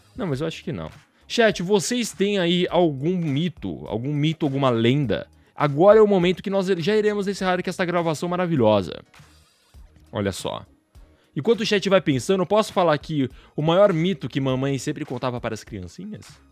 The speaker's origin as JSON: {"language": "Portuguese", "region": "Paraná", "country": "Brazil", "tie": "born or raised there", "moved": "yes", "said": "Eu nasci aí no Paraná"}